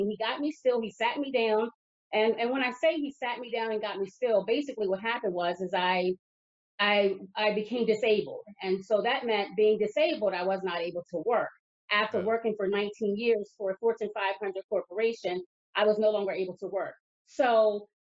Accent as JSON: {"language": "English", "region": "Lower Delaware", "country": "United States", "tie": "born or raised there", "also_born_or_lived": "New Castle County, Delaware", "said": "I was born and raised down in Lower Delaware"}